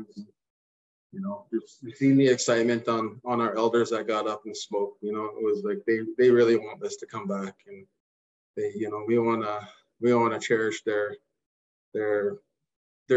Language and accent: English; Lekwungen territory, British Columbia, Canada; growing up in the Lekwungen territory, I spent majority of my time with my cousins on Craig Flower Bridge fishing for herrings